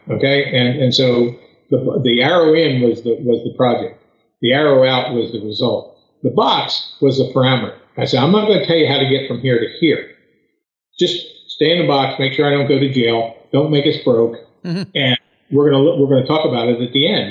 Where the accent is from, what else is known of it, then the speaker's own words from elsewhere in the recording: outside of Philadelphia, Pennsylvania, United States; moved away as an adult; now in North Carolina, United States; I was born and raised outside of Philadelphia, Pennsylvania lived there a good portion of my, my adult life